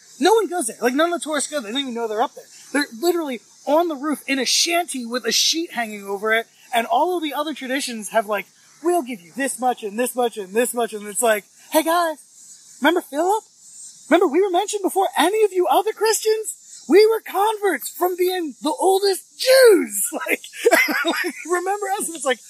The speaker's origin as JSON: {"language": "English", "region": "Virginia", "country": "United States", "tie": "born there", "said": "Where were you born? Virginia, in the United States."}